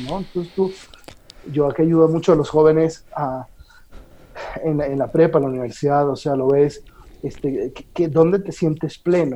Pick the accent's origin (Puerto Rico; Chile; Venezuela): Venezuela; Caracas, Capital District; moved away as an adult; also born or lived in Rome, Italy; now in Mexico City, Mexico; Yo soy, yo nací en Caracas, mm. Venezuela